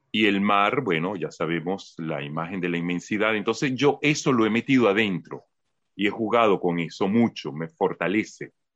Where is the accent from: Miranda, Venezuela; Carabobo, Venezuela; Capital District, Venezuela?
Capital District, Venezuela; Caracas; moved away; yo vengo formado de Caracas